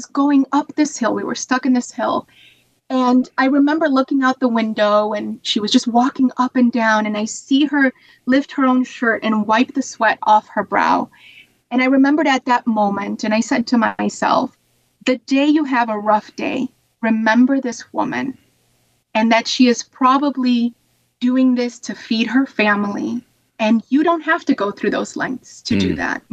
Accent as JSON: {"language": "English", "region": "Ohio", "country": "United States", "tie": "born or raised there", "also_born_or_lived": "Puerto Rico", "said": "I'm from Puerto Rico, but I moved to Ohio and grew up in Ohio."}